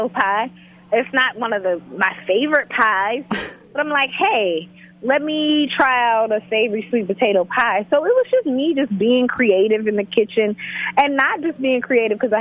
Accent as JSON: {"language": "English", "region": "Northeast Georgia", "country": "United States", "tie": "born or raised there", "moved": "as an adult", "lives_now": "New York City, United States", "said": "living in Northeast Georgia, and that's basically where I was born."}